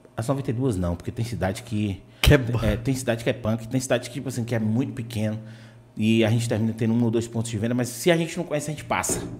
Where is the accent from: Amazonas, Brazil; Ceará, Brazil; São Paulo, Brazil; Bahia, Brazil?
Bahia, Brazil; Vitória da Conquista; moved away as an adult; also born or lived in Salvador; eu sou nascido e criado em Vitória da Conquista